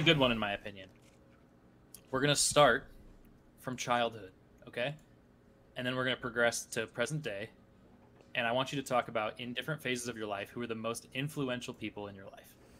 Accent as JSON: {"language": "English", "country": "United States", "said": "us people in the States"}